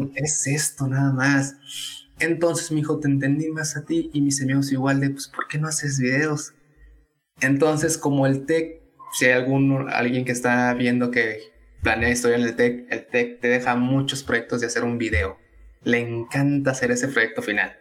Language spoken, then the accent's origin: Spanish; Tabasco, Mexico; moved away as an adult; also born or lived in Veracruz / Mexico City; now in Monterrey, Mexico; soy tabasqueño. No, no, nací en ahí, nací en Veracruz, pero llegué a Tabasco a los dos años.